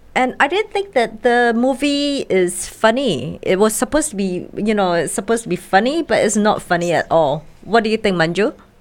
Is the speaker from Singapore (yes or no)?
yes; Singapore; I'm a Singaporean